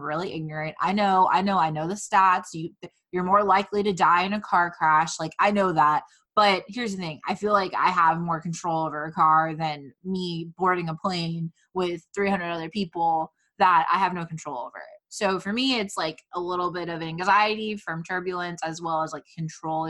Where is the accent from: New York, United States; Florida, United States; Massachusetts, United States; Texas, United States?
Florida, United States; Fort Myers; now in Orlando, United States; growing up in Fort Myers